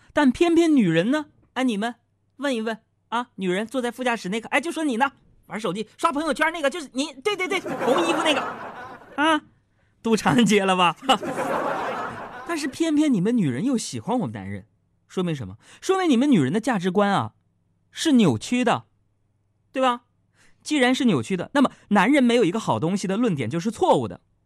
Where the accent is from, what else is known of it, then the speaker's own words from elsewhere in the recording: Beijing, China; 咱们北京人